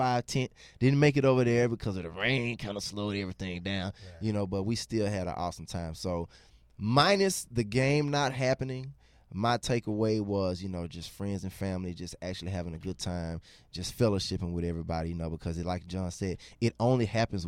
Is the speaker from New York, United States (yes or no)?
no; Jackson, Mississippi, United States; now in Memphis, United States; I'm also originally from Jackson, Mississippi